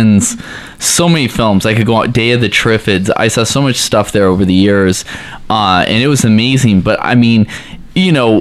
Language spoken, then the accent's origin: English; Seattle, Washington, United States; now in Arizona, United States; I grew up in the Pacific Northwest